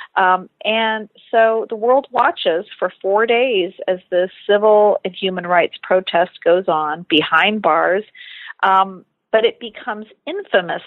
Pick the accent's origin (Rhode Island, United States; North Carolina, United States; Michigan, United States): Michigan, United States; Detroit; I was a uh, kid growing up in Detroit, uh, Michigan, in the 80s